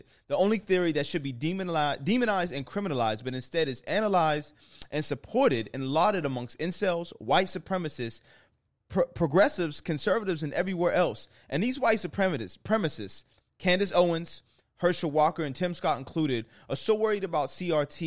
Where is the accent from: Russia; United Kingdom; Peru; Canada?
Canada; Toronto, Ontario; I'm from Toronto